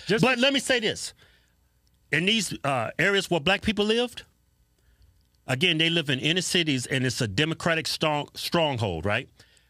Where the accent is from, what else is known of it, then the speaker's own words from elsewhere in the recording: Martinsville, Virginia, United States; We grew up in Martinsville, Virginia. See, that's why we grew up poor for the most part.